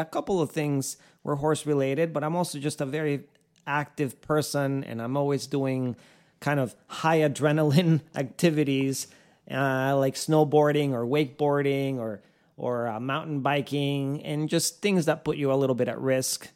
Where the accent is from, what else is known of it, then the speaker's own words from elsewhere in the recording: Costa Rica; now in Ocala, United States; I was born and raised in Costa Rica